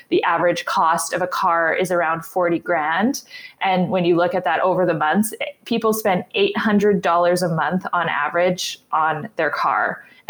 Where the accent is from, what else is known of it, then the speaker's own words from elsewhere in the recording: Winnipeg, Manitoba, Canada; I'm from Winnipeg, Manitoba, and I'm actually almost an architect